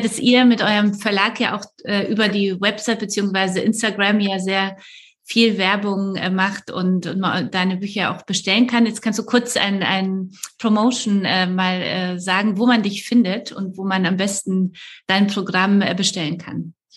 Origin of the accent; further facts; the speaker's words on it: Poland; moved away; ich komme ja aus Polen